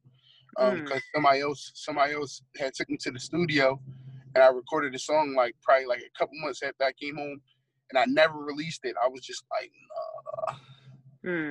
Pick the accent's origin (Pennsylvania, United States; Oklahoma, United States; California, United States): Pennsylvania, United States; Philadelphia; growing up in Philly